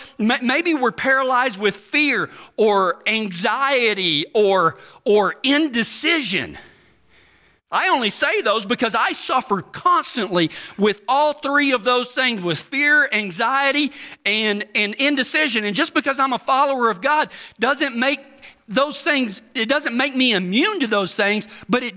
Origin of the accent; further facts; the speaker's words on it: Texas, United States; I'm from Texas